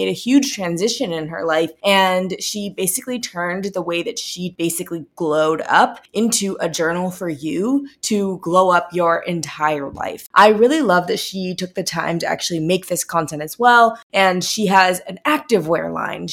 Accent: St. Louis, Missouri, United States; I'm from St. Louis

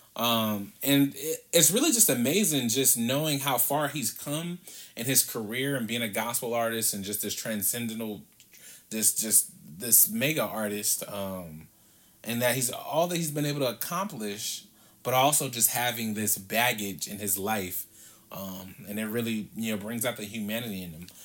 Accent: Compton, California, United States; as a kid and growing up in Compton

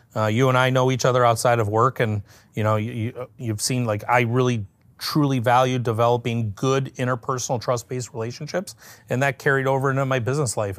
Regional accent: Detroit, Michigan, United States; I was born and raised in the Metro Detroit area

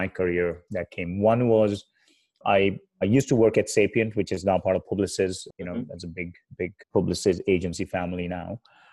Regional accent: India; moved away as an adult; now in United States; I grew up in India and I moved to the US in 2002

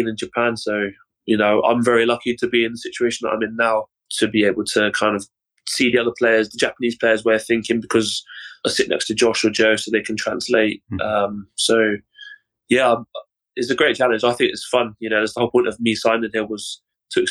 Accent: Cornwall, South West England, United Kingdom; born and raised in a place called Cornwall, which is the south of England

